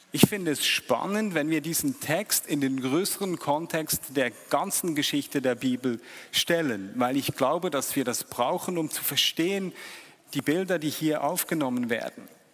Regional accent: Switzerland; als Schweizer

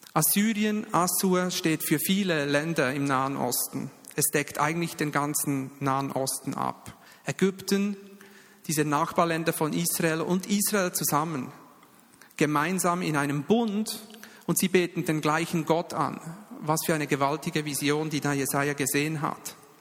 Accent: Bern, Switzerland; ich bin ja Berner und da geht es ein bisschen langsamer

